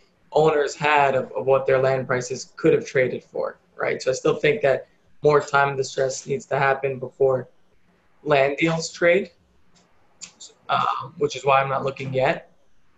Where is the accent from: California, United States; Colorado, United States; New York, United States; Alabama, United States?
New York, United States; I'm a New Yorker, love New York.